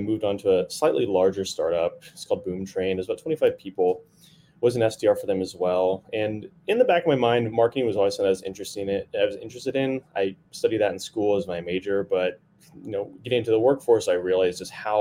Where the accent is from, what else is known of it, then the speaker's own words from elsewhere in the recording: Texas, United States; moved away as an adult; now in Bay Area, United States; So born and raised in Texas, moved to the Bay Area about, I guess, in 2014.